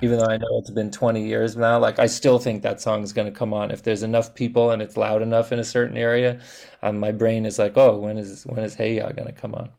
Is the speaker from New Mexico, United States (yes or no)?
no; Los Angeles, California, United States; I'm from Los Angeles. Kenneth and I are both born and raised in Los Angeles